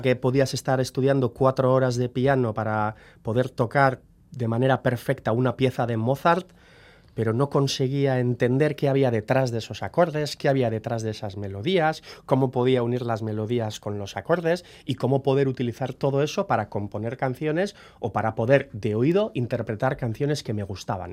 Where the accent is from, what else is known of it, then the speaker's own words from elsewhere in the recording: Guernica, Basque Country, Spain; also born or lived in Bilbao; Entre nosotros hablamos euskera, hemos aprendido euskera, somos de Guernica